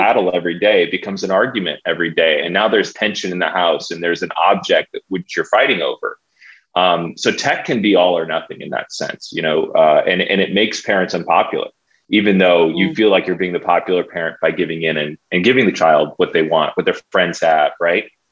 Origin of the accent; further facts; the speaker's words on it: San Diego, California, United States; I'm from San Diego. I was homeschooled all growing up, San Diego, born and raised